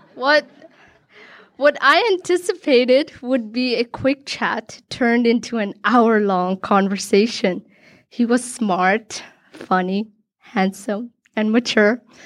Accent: Hong Kong; Born and raised in Hong Kong, I've always considered myself a third culture kid

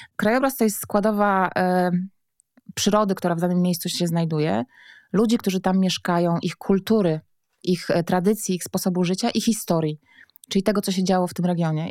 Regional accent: Warmian-Masurian Voivodeship, Poland; also born or lived in Warsaw; Ja pochodzę w ogóle z Warmii i Mazur

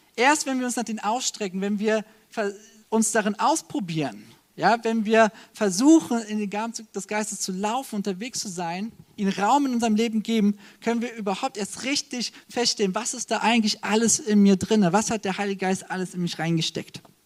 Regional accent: Germany; als Deutsche

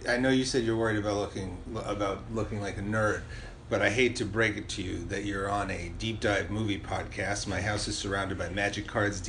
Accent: New York City, New York, United States; growing up in Carroll Gardens

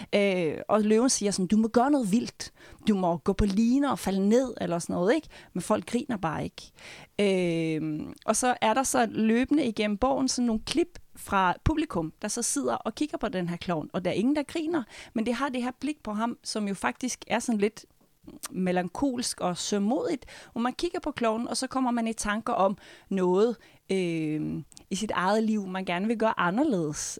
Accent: Norway; moved away; nu er jeg nordmand

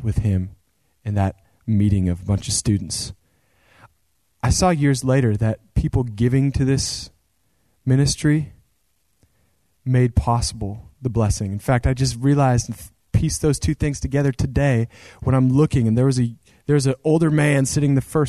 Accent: Central Oregon, United States; there was this ministry where I grew up in Central Oregon.

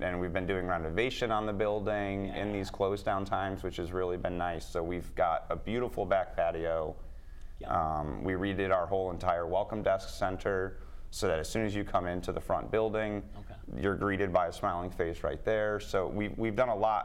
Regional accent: Connecticut, United States; I was born and raised in Connecticut

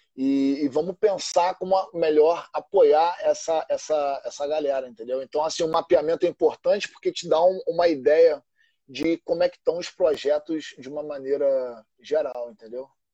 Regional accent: Rio de Janeiro, Brazil; E eu cresci ali em Santa Teresa, né? Em Santa Teresa é, é um local bem único no Rio de Janeiro

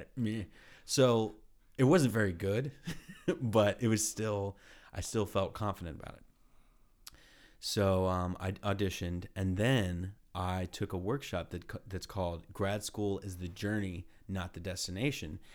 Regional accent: Texas, United States; moved away as an adult; also born or lived in Austin; now in Ohio, United States; I'm from Texas.

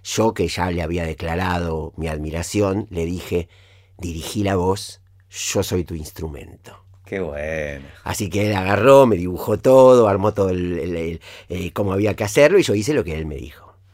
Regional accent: Villa Gesell, Buenos Aires Province, Argentina; en Villa Gesell, en, en mi pueblo.

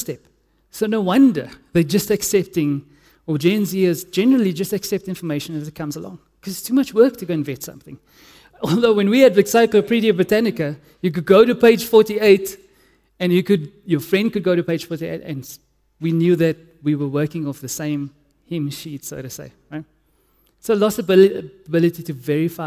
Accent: Cape Town, Western Cape, South Africa; I'm from Cape Town

